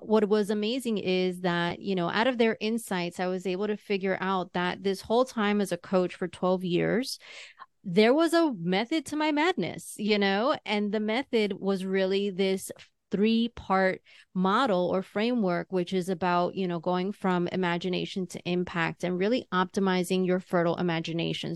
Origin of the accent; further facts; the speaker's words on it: New York, United States; second generation, third generation New Yorker